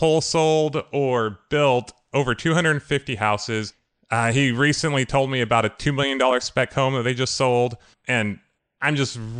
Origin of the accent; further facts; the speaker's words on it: California, United States; I'm from California